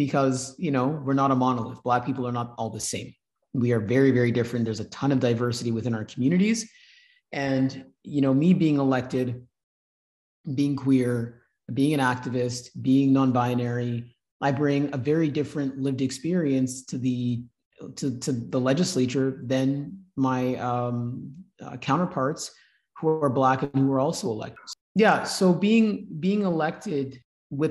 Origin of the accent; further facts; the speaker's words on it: Manitoba, Canada; My Black experience growing up in Manitoba was amazing